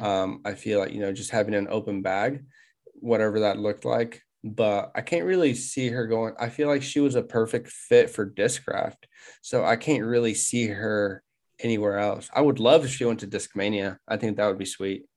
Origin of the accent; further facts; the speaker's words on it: Wichita, Kansas, United States; we're from Wichita, Kansas.